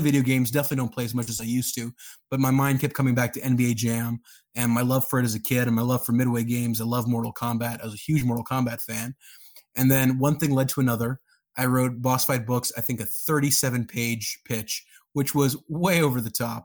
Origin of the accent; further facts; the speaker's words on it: Karachi, Sindh, Pakistan; also born or lived in Dallas, Texas, United States; now in Columbus, United States; I was born in Dallas, grew up over there. Then I spent most of my time back in Karachi in the 90s over there